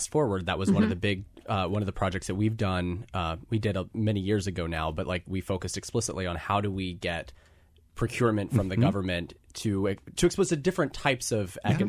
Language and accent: English; Alabama, United States; born there; I was born in Alabama, so full disclosure there.